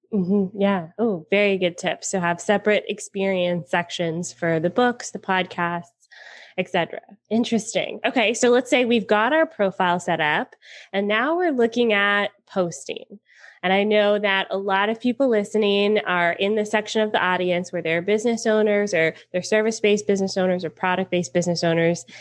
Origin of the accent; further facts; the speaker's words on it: Atlanta, Georgia, United States; I'm from Atlanta.